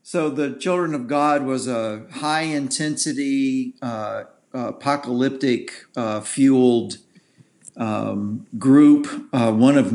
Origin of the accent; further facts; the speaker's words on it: the South, United States; I was born in the South. I'm a cracker.